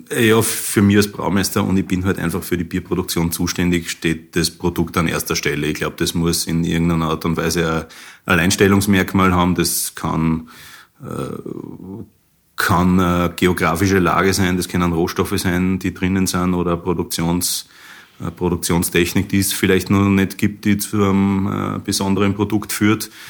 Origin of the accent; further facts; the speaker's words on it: Linz, Upper Austria, Austria; moved away as an adult; now in Germany; ich finde, es ist höchste Zeit, dass, dass, dass Linz wieder ihr eigenes Bier kriegt. Ich selber bin ein Linzer, ich bin vor 20 Jahren ausgezogen, um das Bierbrauen zu lernen, Richtung Weinstefan, Bayern.